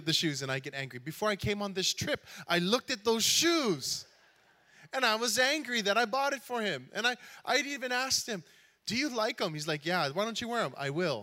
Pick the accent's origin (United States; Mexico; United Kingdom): United States; Hawaii; I am from Hawaii